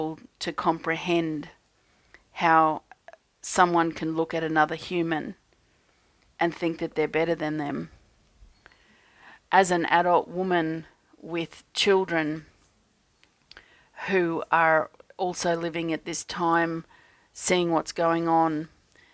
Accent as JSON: {"language": "English", "country": "Australia", "said": "as an Australian energy healer"}